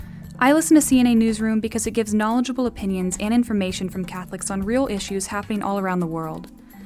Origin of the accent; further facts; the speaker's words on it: Dallas, Texas, United States; I'm from Dallas, Texas